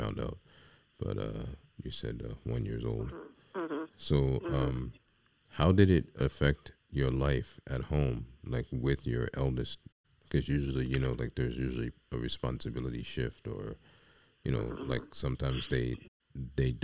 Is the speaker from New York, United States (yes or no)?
yes; New York City, New York, United States; I grew up in the Bronx